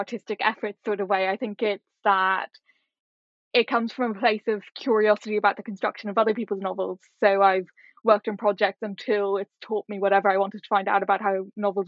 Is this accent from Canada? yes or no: no; Ireland; moved away as an adult; also born or lived in Singapore / Hong Kong; being Irish